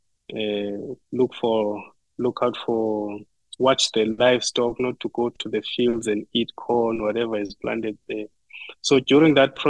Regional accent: Butterworth, Eastern Cape, South Africa; now in Norman, United States; I grew up in South Africa, in Eastern Cape Province, in a small town called Butterworth. But I've been raised in a village which is closer to Butterworth, about 20 kilometers

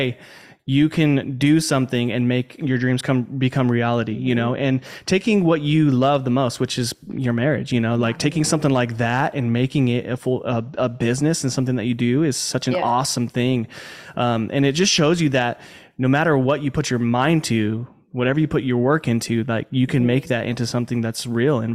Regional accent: Albuquerque, New Mexico, United States; moved away; also born or lived in Puyallup, Washington; I grew up in Albuquerque, New Mexico

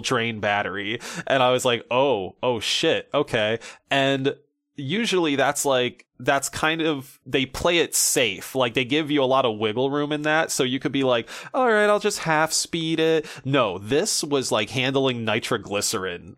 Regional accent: United States; as a American man

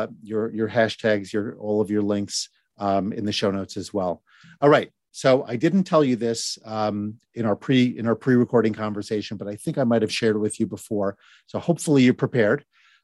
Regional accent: Birmingham, West Midlands, United Kingdom; A neat thing about growing up in Birmingham, Birmingham, UK, by the way, not Alabama.

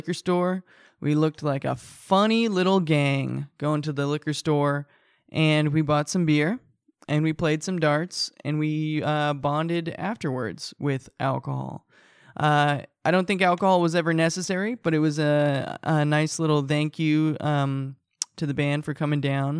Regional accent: Fullerton, California, United States; I live in my hometown. I live where I was born. I was born in Fullerton

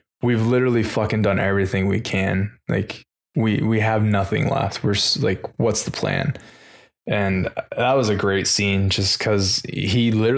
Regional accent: United States

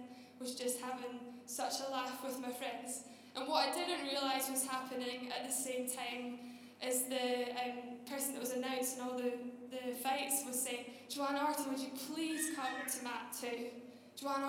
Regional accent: just outside Glasgow, Scotland, United Kingdom; moved away; I grew up just outside Glasgow, you can probably tell by my strong accent. It has softened, by the way

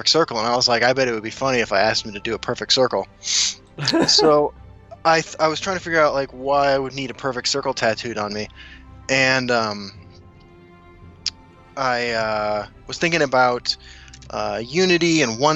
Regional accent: Kansas City, United States; also born or lived in South Dakota; now in Denver, United States; I'm originally from South Dakota. I grew up in Kansas City, and now I live in Denver.

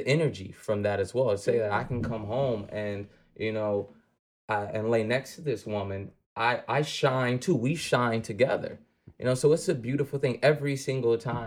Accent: Detroit, Michigan, United States; growing up in Detroit, being raised by a single mother

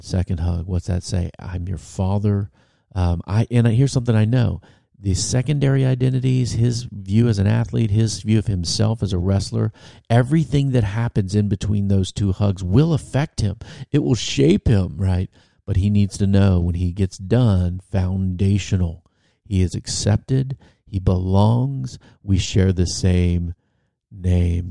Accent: Virginia, United States; I was eighteen and from Virginia

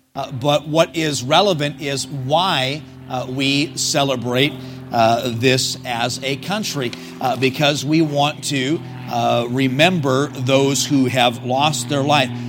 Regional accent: United States; now in Puyallup, United States; I'm an American

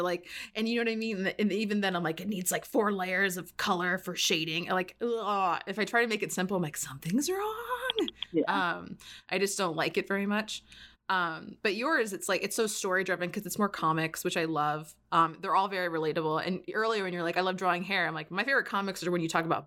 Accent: Florida, United States; moved away; I'm from Florida

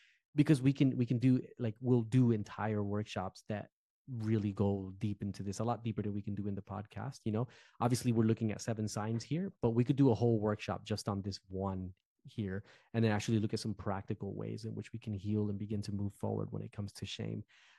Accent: Newark, New Jersey, United States; moved away as an adult; So like I'm from Jersey. I'm a Jersey boy. I've always been a Jersey boy. I was born and raised in Newark, New Jersey. Sort of urban culture, right?

